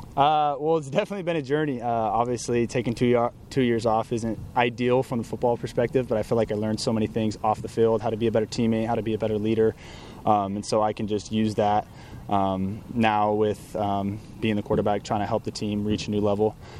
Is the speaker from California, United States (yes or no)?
yes; Southern California, United States; growing up in Southern California